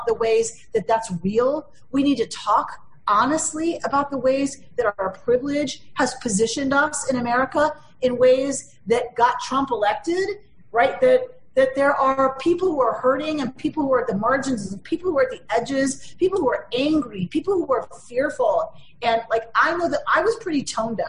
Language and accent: English; United States; as an American liberal Democrat.